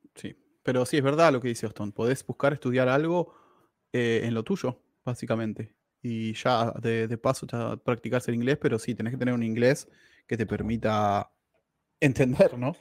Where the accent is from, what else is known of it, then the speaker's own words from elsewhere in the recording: Argentina; moved away; also born or lived in Quilmes / Lima, Buenos Aires; yo soy argentino